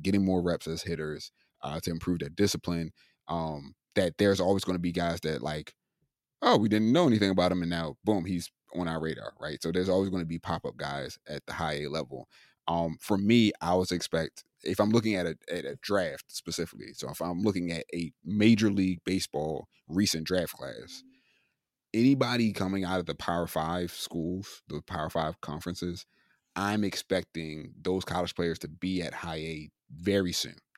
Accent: Maryland, United States; moved away; I'm originally from Maryland

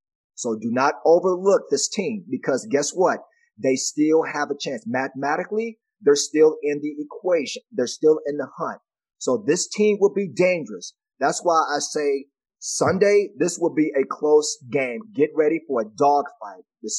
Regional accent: Dallas, Texas, United States; I'm from Dallas

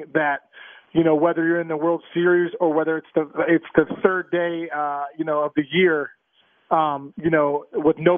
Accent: Pittsburgh, Pennsylvania, United States; I grew up in Pittsburgh

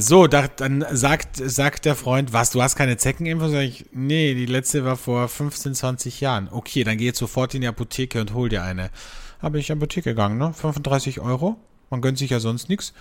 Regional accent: Austria; bei uns in Österreich

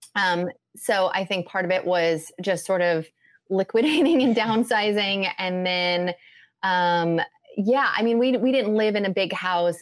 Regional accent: Midwest, United States; moved away; also born or lived in California; I grew up in the Midwest

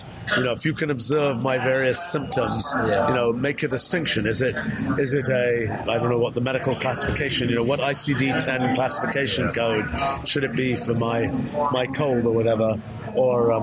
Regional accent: England, United Kingdom; I was born in England

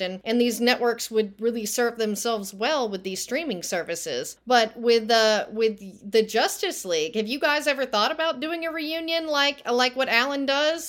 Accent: Texas, United States; I'm from Texas

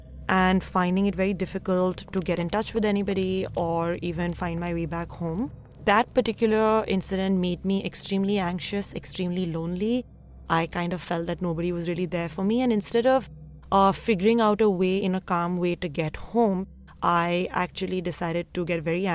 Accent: Delhi, India; I grew up in Delhi in a very loving and close-knit family

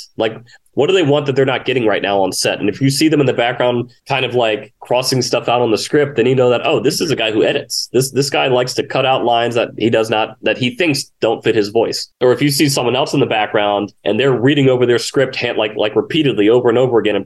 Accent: Richmond, Virginia, United States; moved away as an adult; now in Los Angeles, United States; I was born and lived in Richmond, Virginia for 30 years until I moved out here

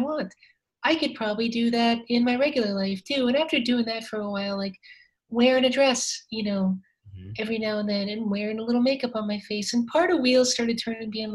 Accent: South Dakota, United States; moved away; I grew up a closeted trans person growing up in South Dakota

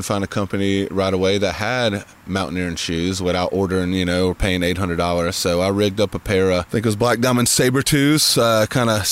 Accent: Mississippi, United States; also born or lived in Colorado / New York City; now in Asheville, United States; a curious boy from Mississippi

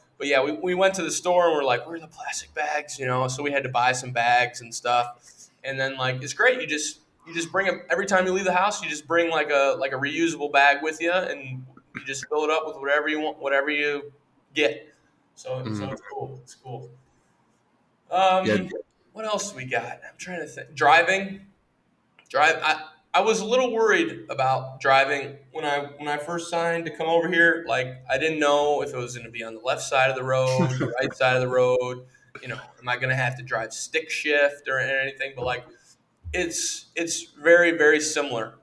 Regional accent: United States; moved away; as an American

